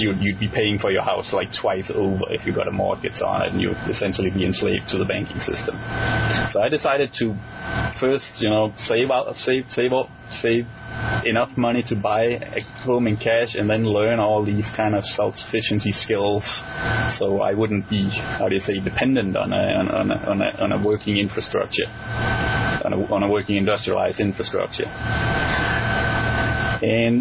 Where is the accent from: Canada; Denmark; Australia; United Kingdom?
Denmark; English is a second language; moved away as an adult; also born or lived in Switzerland; I grew up in Denmark